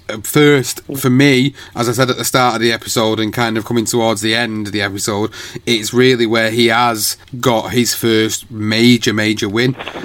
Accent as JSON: {"language": "English", "country": "United Kingdom", "said": "as a British fight fan"}